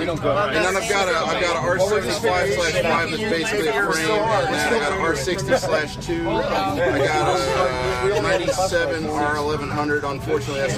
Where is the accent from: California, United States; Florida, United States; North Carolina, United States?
California, United States; also born or lived in Pennsylvania; now in Ohio, United States; originally from California, where I hail, and now I've been to Pennsylvania and just moved to the middle of Ohio.